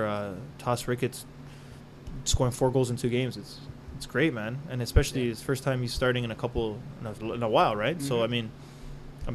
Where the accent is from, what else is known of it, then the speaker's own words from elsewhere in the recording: Canada; also born or lived in Colombia; I'm Canadian